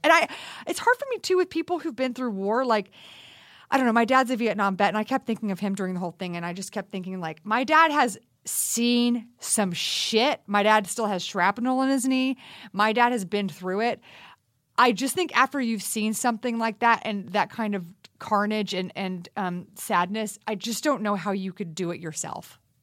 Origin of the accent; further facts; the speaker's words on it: Texas, United States; I grew up in Texas